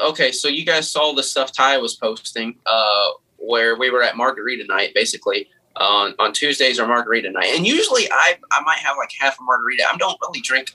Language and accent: English; Kentucky, United States; I'm from Kentucky.